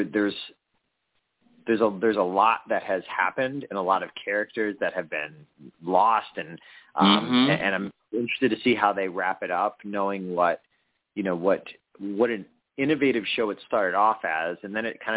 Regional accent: Chicopee, Massachusetts, United States; I lived in Chicopee my whole life.

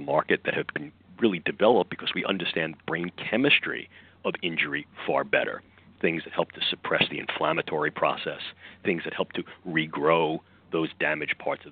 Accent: New York, United States; accent: New York; my New York accent

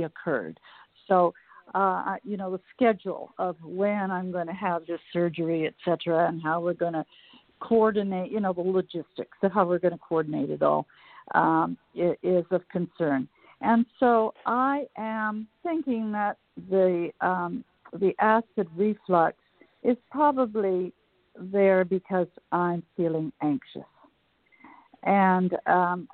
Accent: Calgary, Alberta, Canada; now in Washington, D.C., United States; I'm from Calgary, although I'm now in Washington, D.C., but I grew up in those mountains

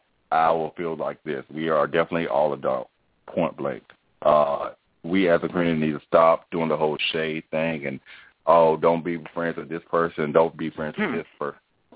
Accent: North Carolina, United States; And I guess I'm a North Carolina boy, so, you know.

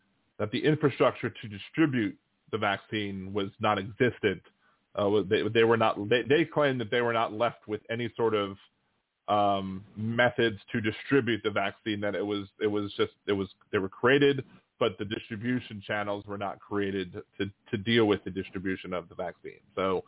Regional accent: Maryland, United States; now in New Orleans, United States; I was always surprised because I came from Maryland, and in Maryland you have to do an emissions test on your vehicles

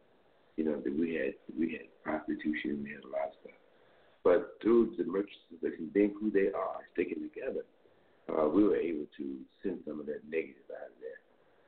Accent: Fort Lauderdale, Florida, United States; moved away as an adult; Fort Lauderdale, Florida. I came here in 1968 to attend Morehouse College.

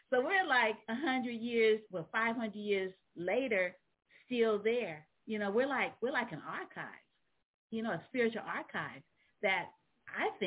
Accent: San Francisco, California, United States; also born or lived in New Orleans; I'm also a Southerner. I was uh, I was born in New Orleans. Ah. Uh, so um, even though I was raised in San Francisco, I still claim uh, New Orleans as my birthplace.

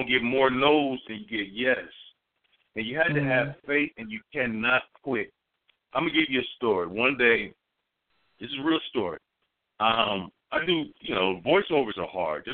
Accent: Dayton, Ohio, United States; moved away; I'm from Dayton, Ohio.

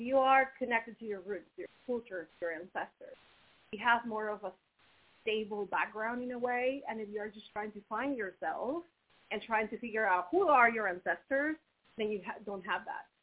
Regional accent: Mexico; moved away as an adult; also born or lived in Finland / United States / Canada / Brazil; growing up in Mexico, it was beautiful because I got to experience my culture

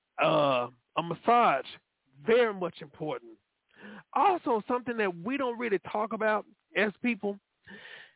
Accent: Dallas, Texas, United States; I was born in South Dallas, but raised in Oak Cliff

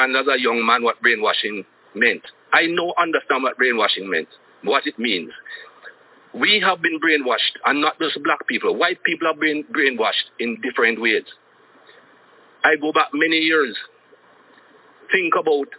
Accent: Jamaica; as a young man growing up in Jamaica

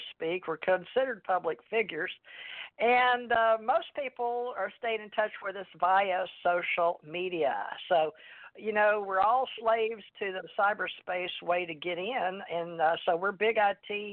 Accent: United States; I was called a WASP growing up in America.

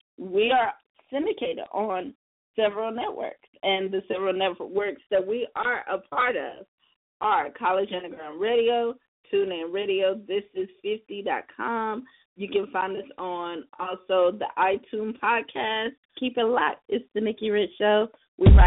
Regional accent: South Carolina, United States; also born or lived in New York; now in Los Angeles, United States; I'm from the South Carolina

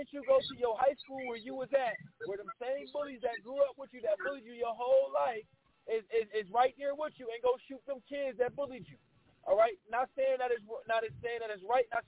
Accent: Texas, United States; now in West Coast, United States; down in my home state in Texas

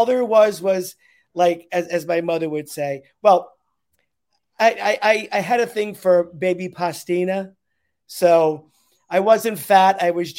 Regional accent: East Haven, Connecticut, United States; also born or lived in Manhattan, New York; now in New York City, United States; I grew up in East Haven. on Dodge Avenue. And now I live on the Upper West Side of Manhattan.

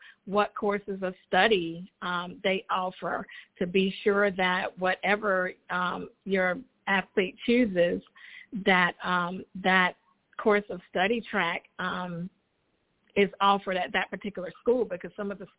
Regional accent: United States; now in Charlotte, United States; my hometown of Richmond County

